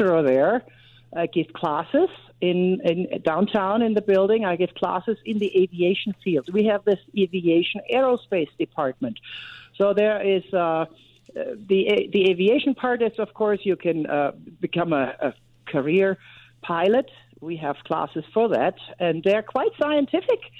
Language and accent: English; Germany; moved away as an adult; now in United States; I grew up in Germany